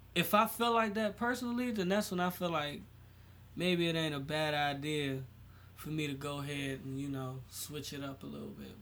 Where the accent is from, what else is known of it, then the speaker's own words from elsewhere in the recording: United States; I was fucking born here